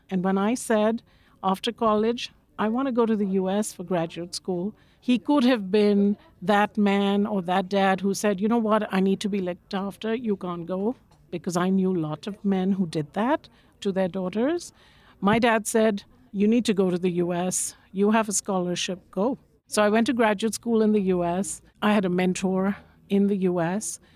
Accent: Kolkata, West Bengal, India; I grew up in Calcutta, in India, big bustling

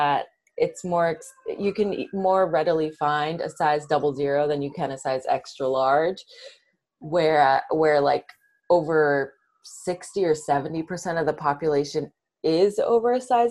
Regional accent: Brookline, Massachusetts, United States; I grew up in Brookline, Massachusetts, which is a suburb right outside of Boston

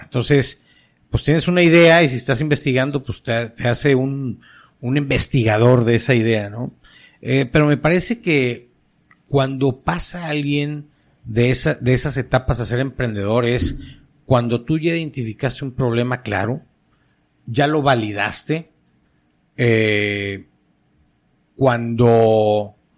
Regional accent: Monterrey, Nuevo León, Mexico; como todo regio, insisto, como todo norteño

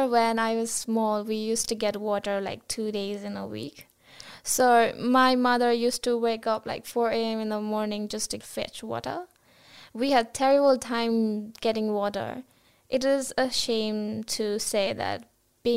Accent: Gorkha, Gandaki Province, Nepal; moved away as an adult; also born or lived in Kathmandu, Nepal; now in Brisbane, Australia; I grew up in Gorkha. It falls under the mountains, right? I grew up in a village.

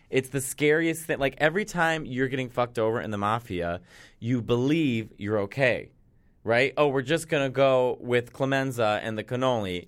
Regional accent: Chicago, Illinois, United States; I'm from Chicago

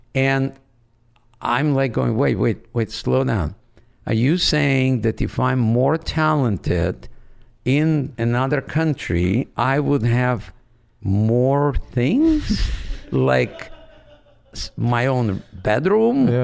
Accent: Odesa, Odesa Oblast, Ukraine; first language Russian; English is a second language; moved away as an adult; also born or lived in Branson, Missouri; now in United States; I grew up in Odessa on the Black Sea.

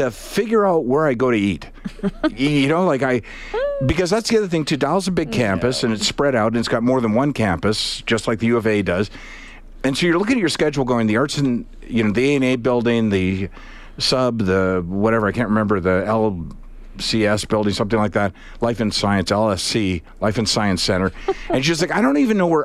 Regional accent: Charlottetown, Prince Edward Island, Canada; also born or lived in Halifax; I'm from Charlottetown

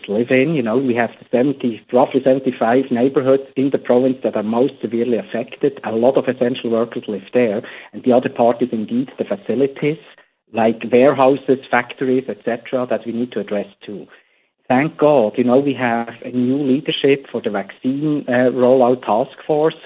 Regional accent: Switzerland; now in United States; I come from Switzerland

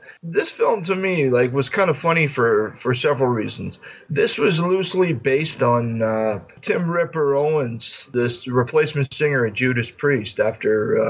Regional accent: Ontario, Canada; in Canada, you know, where I'm from in Ontario, we all had these little small towns

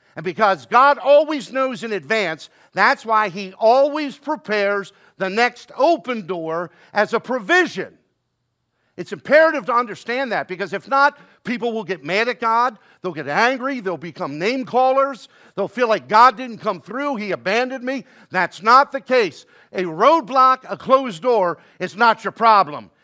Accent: Baltimore, Maryland, United States; down in Baltimore, my hometown, born and raised there.

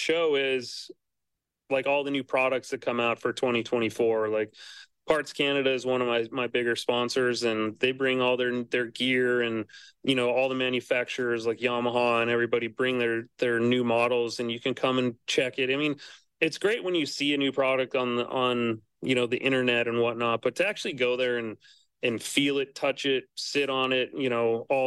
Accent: Montana, United States; I was born and raised in Montana.

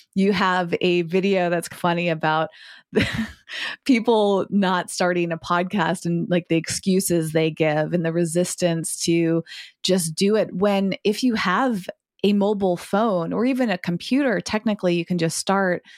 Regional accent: Massachusetts, United States; I grew up in Massachusetts, where I'm currently recording from today

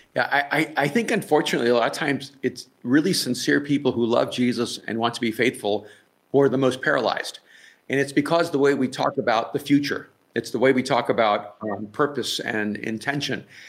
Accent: El Salvador; I'm from El Salvador

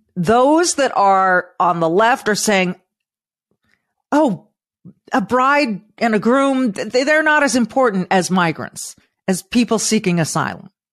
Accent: California, United States; moved away; I'm from California. I used to be so proud of being from California

